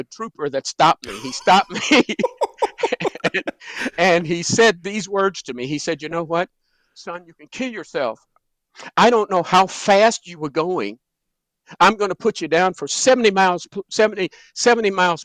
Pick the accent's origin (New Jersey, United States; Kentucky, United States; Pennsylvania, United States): Kentucky, United States; Danville; Danville, Kentucky, my hometown.